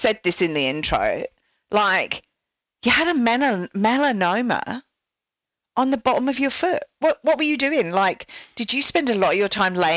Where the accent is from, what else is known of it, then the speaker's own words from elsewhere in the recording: England, United Kingdom; now in Australia; I'm English